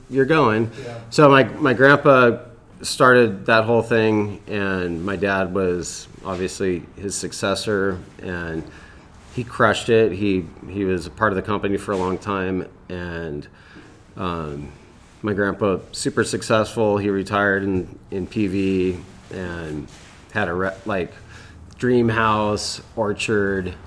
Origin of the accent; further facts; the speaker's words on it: Lakewood, California, United States; I grew up in Lakewood, California